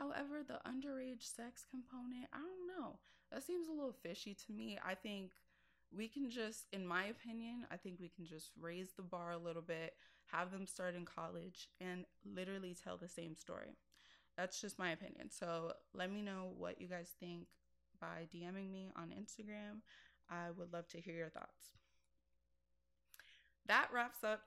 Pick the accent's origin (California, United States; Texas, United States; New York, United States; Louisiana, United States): New York, United States; New York City; Bronx girl at heart